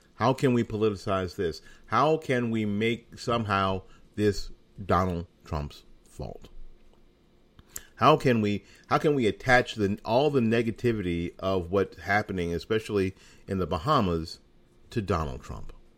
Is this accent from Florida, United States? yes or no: yes; Florida, United States; my home state of Florida